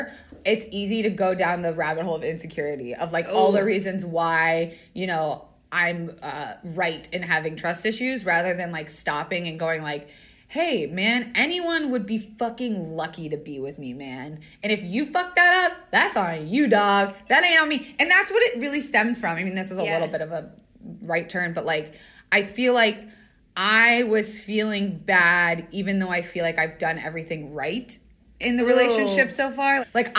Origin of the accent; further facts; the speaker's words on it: Wilkes-Barre, Pennsylvania, United States; I'm from Wilkes-Barre.